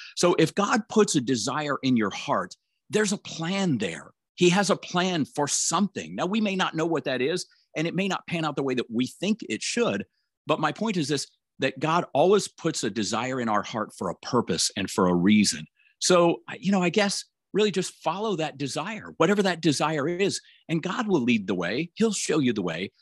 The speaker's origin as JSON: {"language": "English", "town": "Tampa", "region": "Florida", "country": "United States", "tie": "born or raised there", "said": "I'm driving around Tampa, Florida, my hometown"}